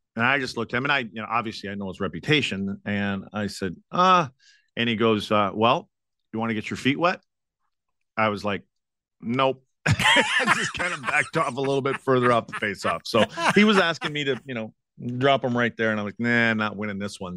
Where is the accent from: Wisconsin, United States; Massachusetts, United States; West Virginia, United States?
Wisconsin, United States; moved away; my hometown up in Wisconsin